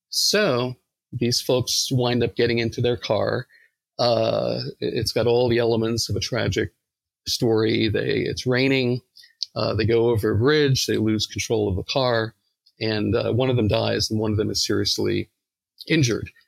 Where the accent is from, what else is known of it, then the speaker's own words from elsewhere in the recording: New York, United States; accent: New York; and they made fun of my New York accent.